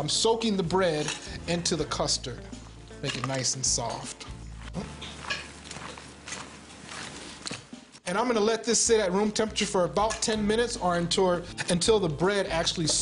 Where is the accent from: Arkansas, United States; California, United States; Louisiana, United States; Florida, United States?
Louisiana, United States; I'm from Louisiana